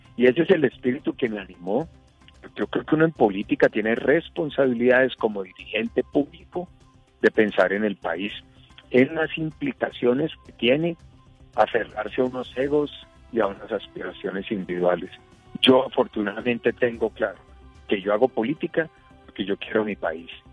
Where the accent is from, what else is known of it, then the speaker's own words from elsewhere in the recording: Colombia; todos los colombianos y latinoamericanos